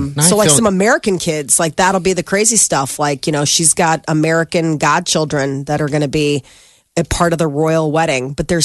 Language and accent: English; Ireland; Because what? Because I'm Irish?